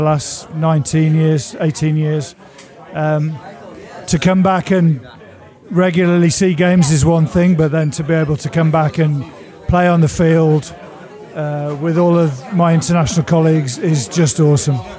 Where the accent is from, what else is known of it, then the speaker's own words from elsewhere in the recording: Wolverhampton, West Midlands, United Kingdom; moved away as an adult; now in Calgary, Canada; Born and raised in Wolverhampton, lived here for 40 years.